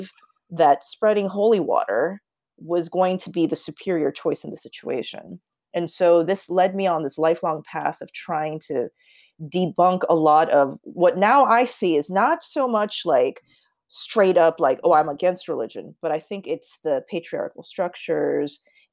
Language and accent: English; United States; I'm Korean American